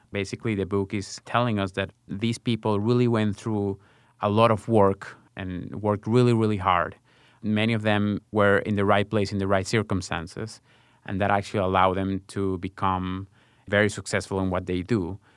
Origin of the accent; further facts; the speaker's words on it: Caracas, Capital District, Venezuela; moved away as an adult; also born or lived in Israel; I grew up in Caracas, Venezuela, a developing country